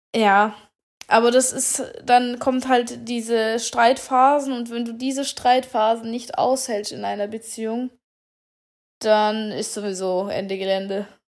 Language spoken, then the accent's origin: German; Germany; Bei uns in Deutschland